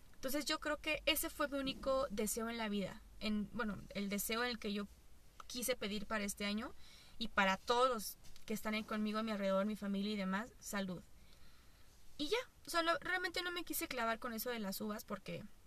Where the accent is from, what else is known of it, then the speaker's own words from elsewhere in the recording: Mexico; also born or lived in Toluca; así somos nosotros, así somos los pinches mexicanos